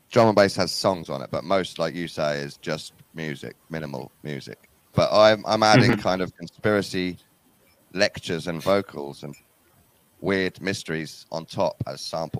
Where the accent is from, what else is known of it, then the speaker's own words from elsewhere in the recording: Norwich, East of England, United Kingdom; I'm 40 now, so I was born in the UK in the same place, Norwich.